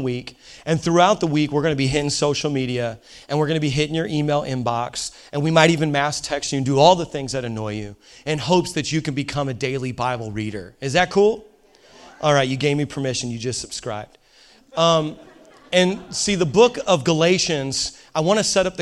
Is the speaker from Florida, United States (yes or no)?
no; Indiana, United States; I'm a hillbilly from Indiana